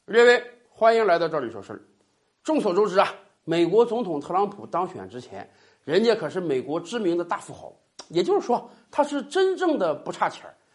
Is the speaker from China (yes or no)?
yes; Northeast China, China; 用咱们东北话讲